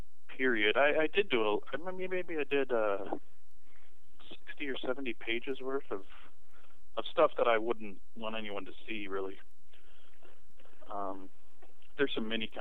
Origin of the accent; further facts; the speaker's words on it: Michigan, United States; moved away as an adult; I'm from Michigan.